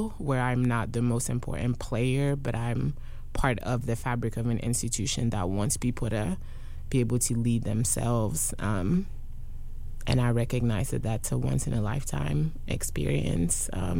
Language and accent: English; Durham, North Carolina, United States; And when I'm like, I'm from Durham, they're like, no. Where are you really from? Like, North Carolina?